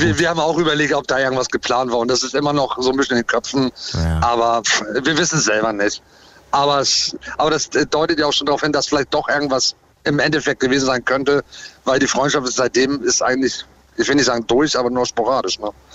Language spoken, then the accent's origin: German; Hamburg, Germany; Ich komme aus Hamburg